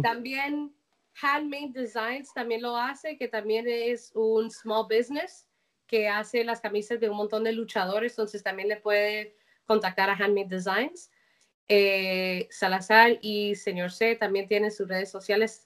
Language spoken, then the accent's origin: Spanish; Colombia; moved away; yo como colombiana